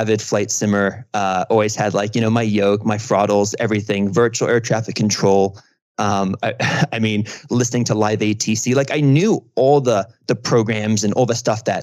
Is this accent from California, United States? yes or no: no; New York, United States; also born or lived in London; I grew up in London, moved to New York when I was 9